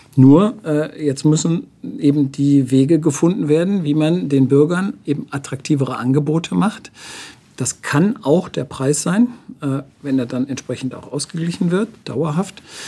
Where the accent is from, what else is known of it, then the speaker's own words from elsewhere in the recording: Wuppertal, North Rhine-Westphalia, Germany; now in Nuremberg, Germany; ich komme ja aus Wuppertal